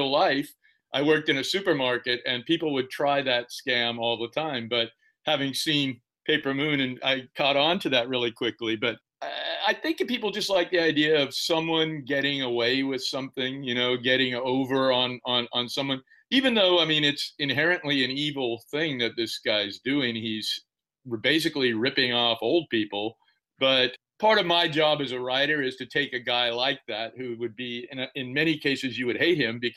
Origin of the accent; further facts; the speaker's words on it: Central Valley, California, United States; I grew up in the Central Valley and a lot of rough guys who worked in the oil fields